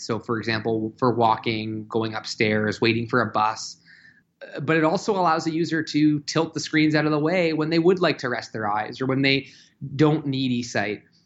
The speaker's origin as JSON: {"language": "English", "town": "Toronto", "region": "Ontario", "country": "Canada", "tie": "born or raised there", "said": "my hometown of Toronto"}